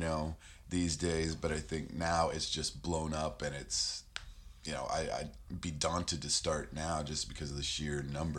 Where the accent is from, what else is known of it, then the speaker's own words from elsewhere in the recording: Virginia, United States; moved away as an adult; also born or lived in Chicago; I started in Chicago in 92, and I moved there from Virginia, where I grew up